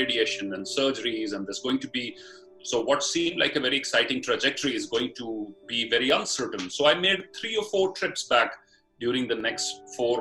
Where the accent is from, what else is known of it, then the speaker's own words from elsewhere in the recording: Batala, Punjab, India; moved away as an adult; my hometown, which is a small town in rural Punjab called Batala in district Gurdaspur